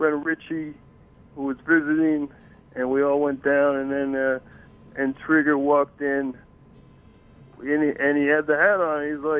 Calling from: New York City, New York, United States; I'm calling from 9th Street, 3rd Avenue.

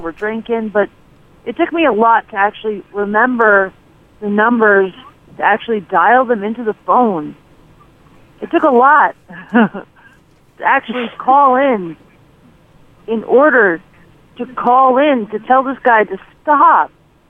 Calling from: Staten Island, New York, United States; From Staten Island, New York.

